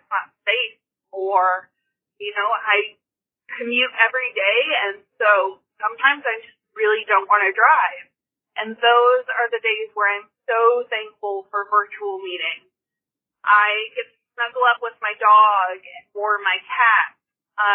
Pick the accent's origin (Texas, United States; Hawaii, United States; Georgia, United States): Texas, United States; moved away; I'm originally from Texas